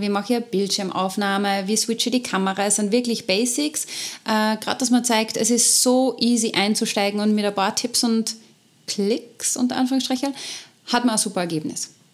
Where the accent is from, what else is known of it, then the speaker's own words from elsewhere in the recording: Austria; unser Fortbildungssystem in Österreich